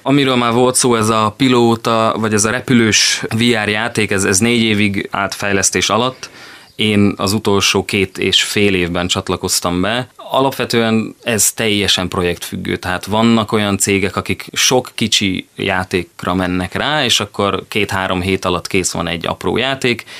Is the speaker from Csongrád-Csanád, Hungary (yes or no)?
yes; Szeged, Csongrád-Csanád, Hungary; also born or lived in Pécs / Budapest; A hely, ahol fölnőttem, itt érzem magam otthon